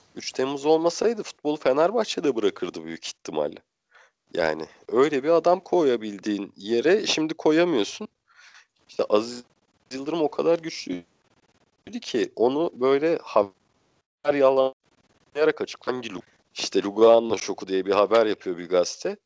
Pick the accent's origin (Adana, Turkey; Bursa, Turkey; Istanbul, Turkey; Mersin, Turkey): Bursa, Turkey; ben Bursalıyım normalde.